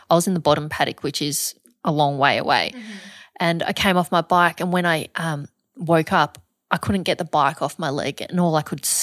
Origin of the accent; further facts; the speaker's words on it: Montrose, Victoria, Australia; I grew up in the star of the Yarra Valley. Okay. So a small country town called Montrose.